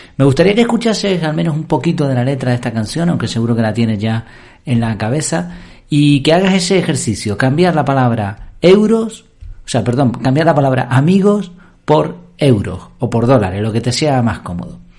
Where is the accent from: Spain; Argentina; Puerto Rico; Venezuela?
Spain; Madrid, Community of Madrid; moved away; also born or lived in Gran Canaria; yo nací en Madrid